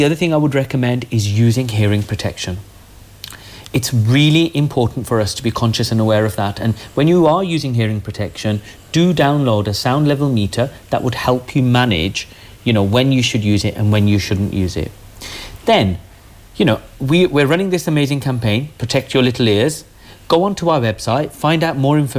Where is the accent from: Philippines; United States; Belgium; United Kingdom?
United Kingdom; Birmingham, West Midlands; also born or lived in Nottingham; I am from Birmingham